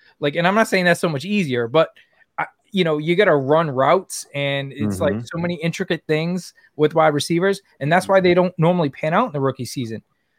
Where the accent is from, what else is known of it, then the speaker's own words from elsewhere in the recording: New England, United States; they hated it because I'm from New England